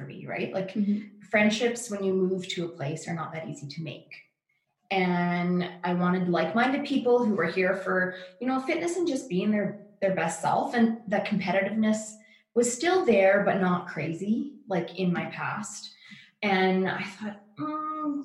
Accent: Yorkton, Saskatchewan, Canada; we're both from Yorkton

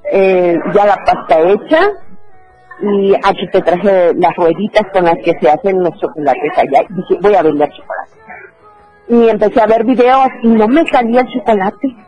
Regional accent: Chiapas, Mexico; also born or lived in Oaxaca; Yo soy originaria de Oaxaca, pero desde mi primer año de vida vivo en Chiapas.

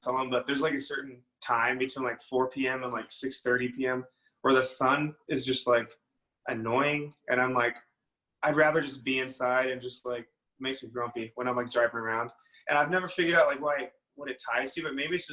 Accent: Texas, United States; I'm from Texas, so we don't even like get snow

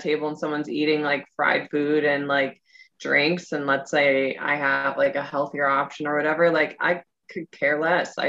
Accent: Midwest, United States; I'm from the Midwest.

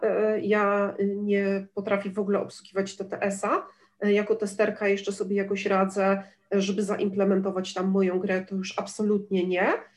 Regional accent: Gdynia, Pomeranian Voivodeship, Poland; ja jestem z Gdyni

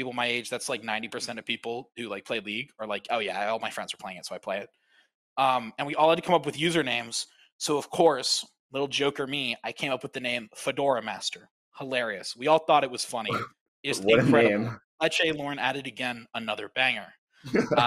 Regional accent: Houston, Texas, United States; I'm from Houston

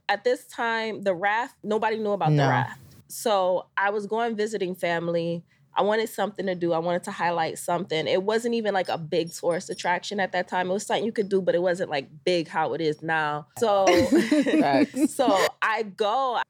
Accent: Jamaica; Then I was like, being Jamaican, I was like, I did that. So now I got to represent for my country.

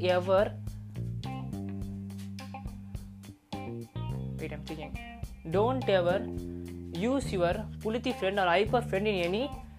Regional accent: Chennai, Tamil Nadu, India; We both are typical Mailapur guys

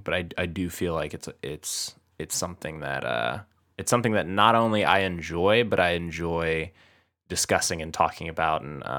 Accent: United States; Yep. I saw it because I am an American.

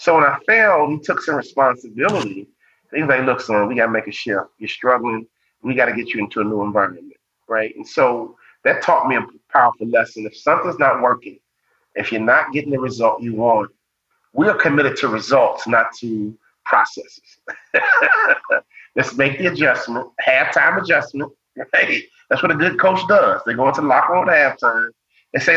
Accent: Chicago, Illinois, United States; Growing up in Chicago

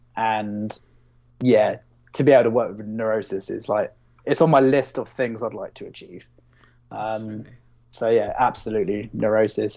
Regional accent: Basingstoke, South East England, United Kingdom; I'm from Basingstoke

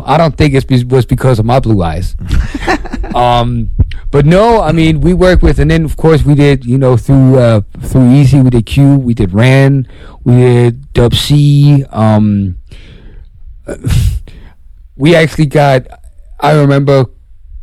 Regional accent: Denmark

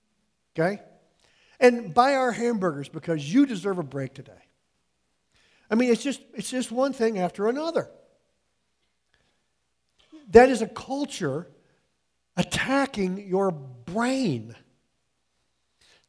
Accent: United States; I was born and raised in the United States.

